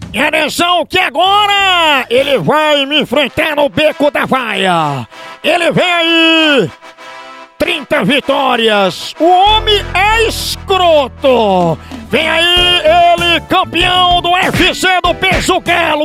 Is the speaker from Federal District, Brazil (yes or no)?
no; Rio Grande do Norte, Brazil; a gente é do Rio Grande do Norte